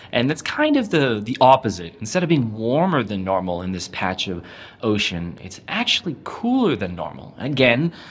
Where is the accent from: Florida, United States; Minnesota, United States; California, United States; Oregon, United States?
California, United States; now in New Zealand; I grew up in California, and California has really bad bushfires and wildfires